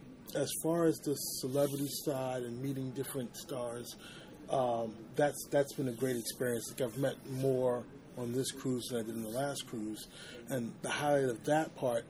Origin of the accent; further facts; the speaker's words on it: New York City, New York, United States; I am from the Bronx, New York